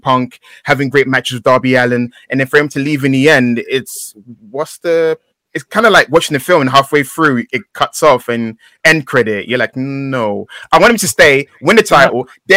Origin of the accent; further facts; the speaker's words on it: London, United Kingdom; I grew up in East London